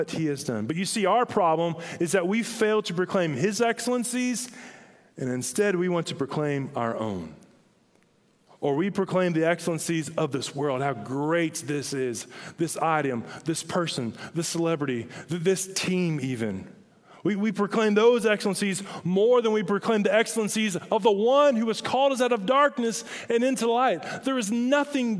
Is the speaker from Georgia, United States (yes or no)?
yes; Hinesville, Georgia, United States; I grew up in Hinesville, Georgia